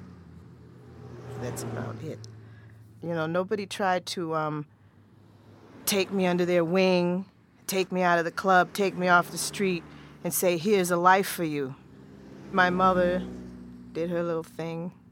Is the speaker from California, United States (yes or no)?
yes; San Francisco, California, United States; now in Boston, United States; I'm from San Francisco. I'm not original Bostonian